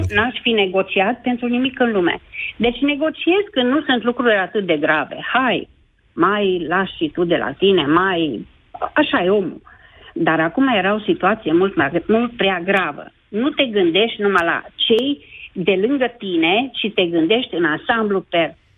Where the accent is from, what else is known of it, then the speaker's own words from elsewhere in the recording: Baia Mare, Maramureș County, Romania; sunt din Baia Mare